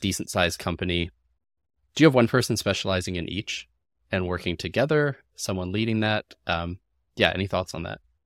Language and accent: English; Canada; I'm Canadian